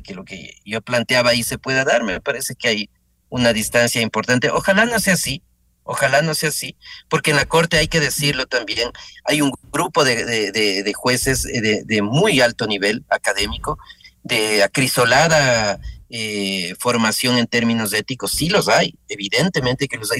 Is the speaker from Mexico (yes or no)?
no; Ecuador